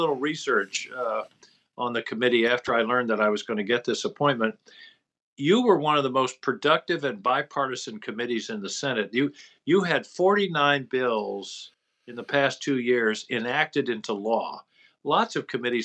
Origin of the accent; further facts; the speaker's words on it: Brunswick, Maine, United States; my hometown, Brunswick, Maine